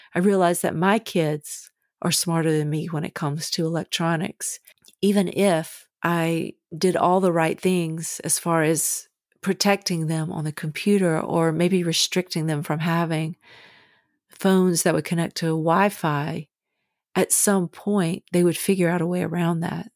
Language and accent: English; the South, United States; When I was a kid growing up in the South